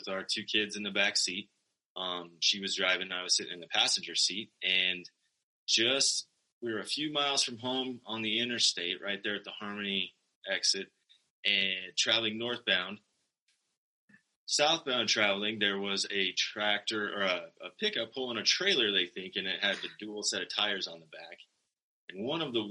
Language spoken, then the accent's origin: English; Sterling, Colorado, United States; also born or lived in Greeley, Colorado / Fort Collins, Colorado; I am proudly a native of Colorado. I was born in Greeley and promptly moved to northeastern Colorado, where I grew up in Sterling.